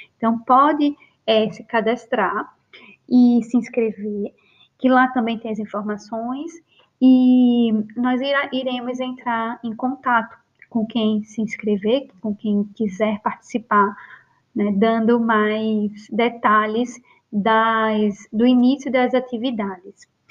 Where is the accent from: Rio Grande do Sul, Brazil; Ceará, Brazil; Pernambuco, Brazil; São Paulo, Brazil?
Pernambuco, Brazil; Recife; ela mora em Recife, no Brasil, onde eu nasci